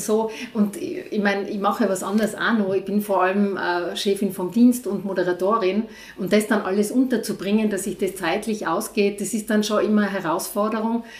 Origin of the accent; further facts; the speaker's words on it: Innsbruck, Tyrol, Austria; now in Igls, Austria; Ich bin aus Innsbruck und bin zuerst in Innsbruck äh, aufgewachsen, bis ich, ja, bis ich so zwölf Jahre alt war